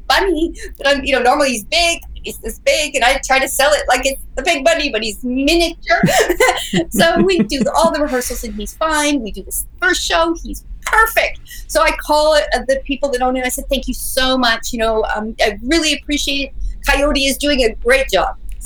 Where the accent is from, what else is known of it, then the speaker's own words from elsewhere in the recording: Canada; moved away as an adult; now in Las Vegas, United States; I was home. I'm Canadian. So I was visiting my family at Christmas for Canada